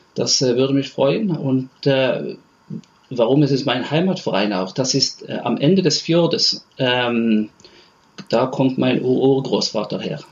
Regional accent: Stavanger, Rogaland, Norway; ich komme aus Stavanger

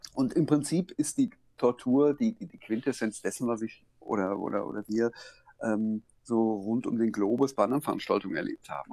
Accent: Hagen, North Rhine-Westphalia, Germany; moved away as an adult; now in Switzerland; ich habe 45 Jahre 46 Jahre, in, äh, in Hagen gewohnt, direkt an der Ruhr

